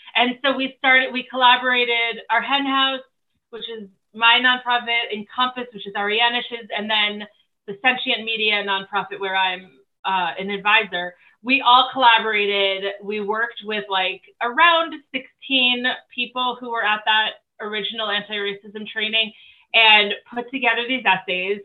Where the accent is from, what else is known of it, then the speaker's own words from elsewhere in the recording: New Jersey, United States; moved away; also born or lived in Los Angeles; I was living in Los Angeles at the time. I am actually originally from New Jersey